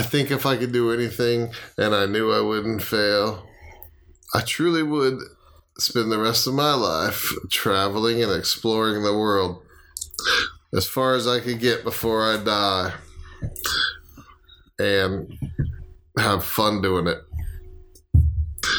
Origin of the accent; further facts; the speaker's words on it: Florida, United States; moved away; I am from Florida